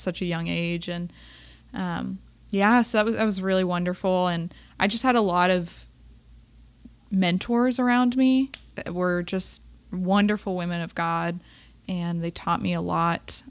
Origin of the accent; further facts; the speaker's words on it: Raleigh, North Carolina, United States; I'm originally from Raleigh, born and raised